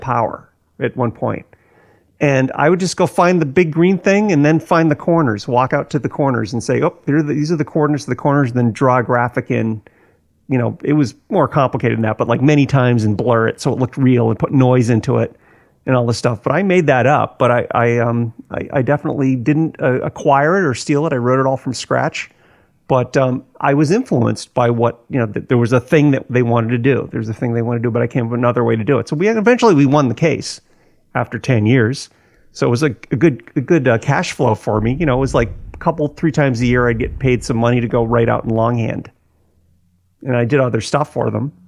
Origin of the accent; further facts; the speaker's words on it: Millbury, Massachusetts, United States; moved away; also born or lived in Weston; I came from Millbury